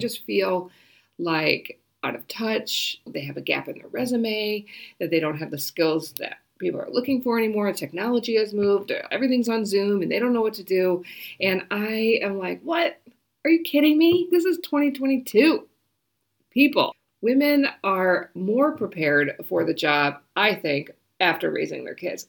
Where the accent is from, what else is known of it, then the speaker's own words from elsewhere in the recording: United States; moved away as an adult; now in New Zealand; I am an American, I am a Kiwi, and so I am actually going to become a citizen this month.